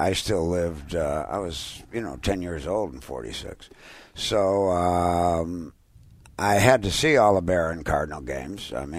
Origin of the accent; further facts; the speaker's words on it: Winnetka, Illinois, United States; Well, I'm from Winnetka, Illinois. I went to Nutrier High School, which is right outside of Chicago.